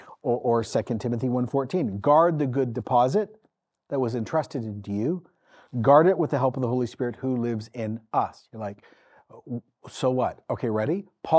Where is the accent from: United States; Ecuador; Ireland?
Ecuador; then came home, had me, and then I grew up in Ecuador in the 80s. I grew up in a missional context.